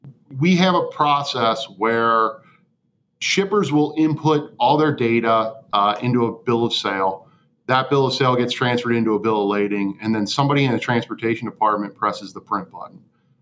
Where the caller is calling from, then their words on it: Cincinnati, Ohio, United States; I'm coming in from Cincinnati.